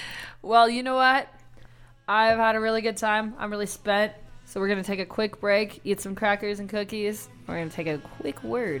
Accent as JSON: {"language": "English", "region": "South Dakota", "country": "United States", "tie": "born or raised there", "said": "I grew up in South Dakota with five of them."}